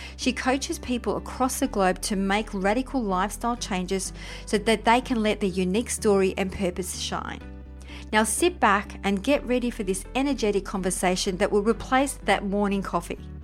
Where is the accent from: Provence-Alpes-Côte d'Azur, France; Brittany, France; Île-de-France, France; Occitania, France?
Provence-Alpes-Côte d'Azur, France; Briançon; I'm French myself. I was born in Briançon